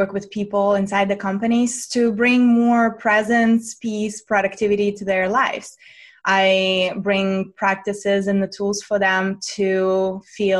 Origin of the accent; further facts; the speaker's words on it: Russia; moved away; also born or lived in United States; I'm born and raised in Russia.